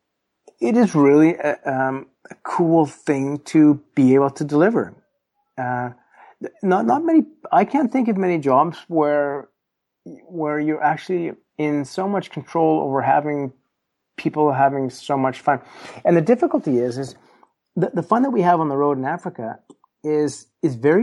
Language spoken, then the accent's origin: English; Canada; me as a Canadian guy